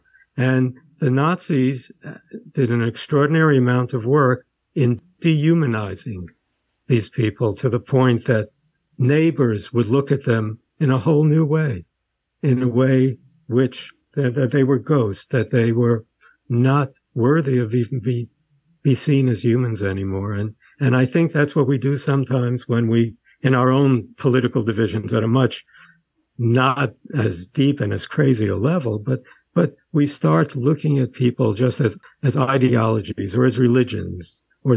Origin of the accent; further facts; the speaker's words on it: New York City, New York, United States; also born or lived in Sweden / Brighton Beach, Brooklyn; I grew up in Coney Island after we came from Sweden